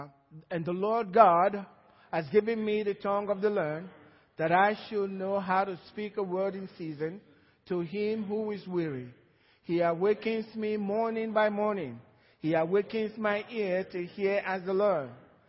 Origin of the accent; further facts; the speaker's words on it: Georgia, United States; Some from Georgia, that's where I'm from too.